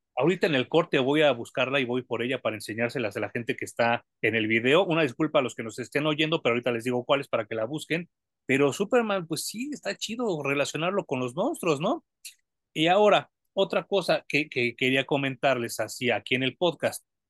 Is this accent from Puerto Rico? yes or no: no; Mexico; como mexicano cuesta mucho trabajo porque tenemos que aprender otro idioma